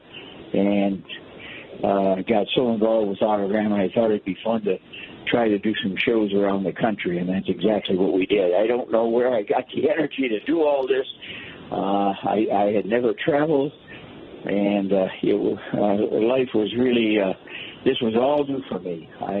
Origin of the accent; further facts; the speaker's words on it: Detroit, Michigan, United States; I was born in Detroit, in the city, went to Cass Tech.